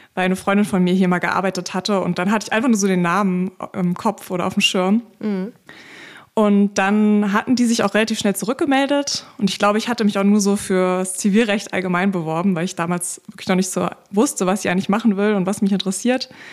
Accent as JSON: {"language": "German", "region": "Berlin", "country": "Germany", "said": "ich komme aus Berlin, bin auch immer noch ja. in Berlin"}